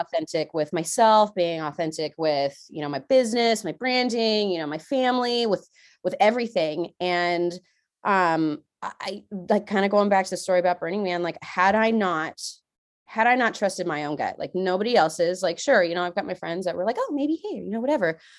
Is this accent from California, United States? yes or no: yes; San Diego, California, United States; moved away as an adult; now in Washington, United States; I'm from California, y'all, okay? I left sunny beaches of San Diego